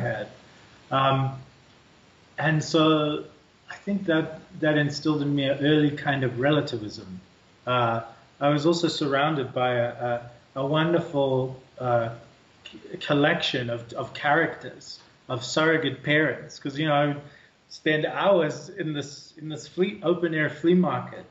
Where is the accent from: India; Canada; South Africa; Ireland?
South Africa; moved away; Growing up in South Africa, too, uh, we're such a ethnically, culturally, linguistically, religiously diverse country.